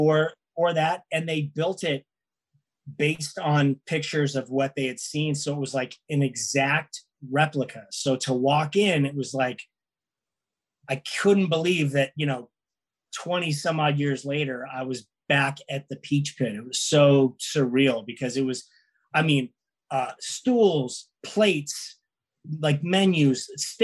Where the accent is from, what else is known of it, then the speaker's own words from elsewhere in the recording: Los Angeles, California, United States; being from LA, I'm from here. I'm from North Hollywood.